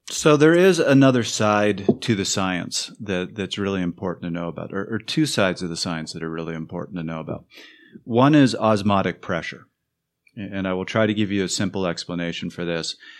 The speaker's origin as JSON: {"language": "English", "country": "Canada", "moved": "yes", "said": "I'm from Canada"}